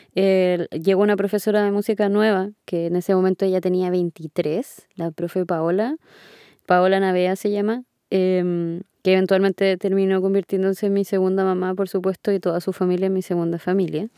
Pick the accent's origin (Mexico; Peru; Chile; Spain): Chile; Punta Arenas, Magallanes and Chilean Antarctica; moved away as an adult; now in Santiago, Chile; yo vengo de Punta Arenas